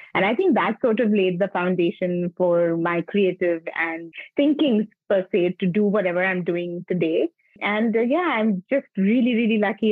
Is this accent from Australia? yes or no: no; Mumbai, Maharashtra, India; I'm born and brought up in Bombay, in South Bombay.